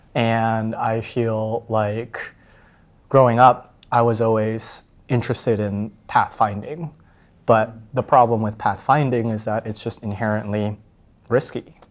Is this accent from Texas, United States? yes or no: yes; Plano, Texas, United States; grew up in Dallas, and then I was part of this, like, rather competitive suburb